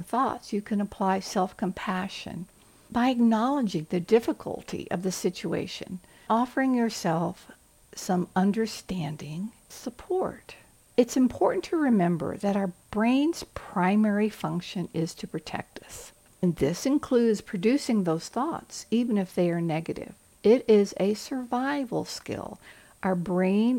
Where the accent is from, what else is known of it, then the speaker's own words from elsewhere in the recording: the South, United States; I'm from the South